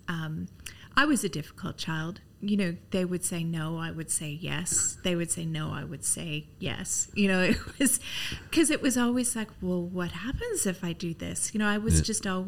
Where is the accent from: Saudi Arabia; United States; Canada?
Canada; moved away as an adult; also born or lived in London; now in Dubai, United Arab Emirates; I'm Canadian. I don't sound British.